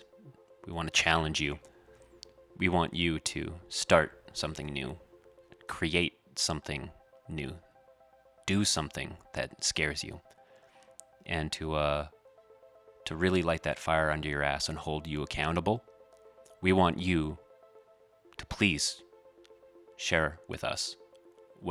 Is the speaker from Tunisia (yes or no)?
no; Canada; we are Canadian and proud